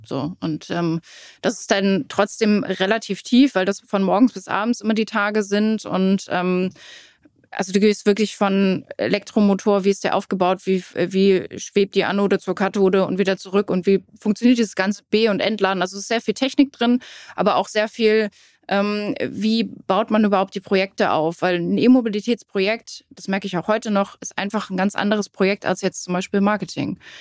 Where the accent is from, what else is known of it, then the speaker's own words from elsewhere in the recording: Rellingen, Schleswig-Holstein, Germany; ich wohne in Relling.